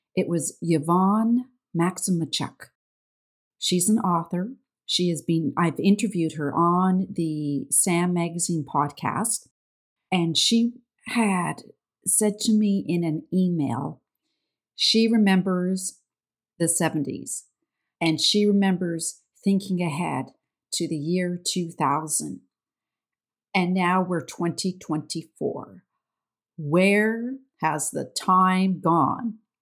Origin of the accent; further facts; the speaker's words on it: Canada; accent: Canadian; I am the Canadian with the funny accent